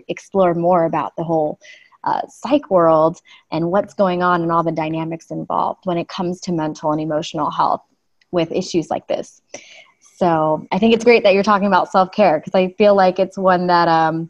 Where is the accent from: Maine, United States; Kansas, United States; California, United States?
California, United States; Los Angeles; I'm actually a Los Angeles native.